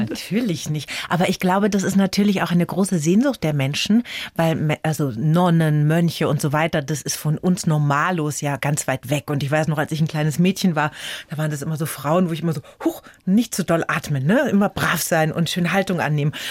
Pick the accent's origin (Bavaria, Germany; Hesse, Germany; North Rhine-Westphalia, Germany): Hesse, Germany; Viernheim; born or raised there; also born or lived in Croatia